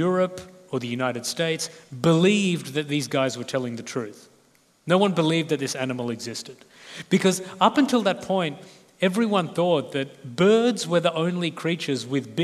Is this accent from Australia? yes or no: yes; Australia; accent: Australian; I'm Australian